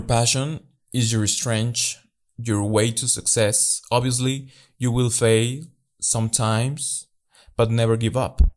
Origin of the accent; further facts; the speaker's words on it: Mexico; English is a second language; I'm from Mexico